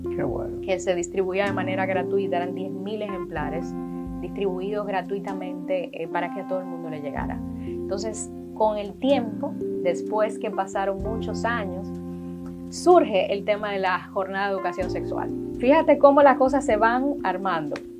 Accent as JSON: {"language": "Spanish", "country": "Dominican Republic", "said": "nosotros como país"}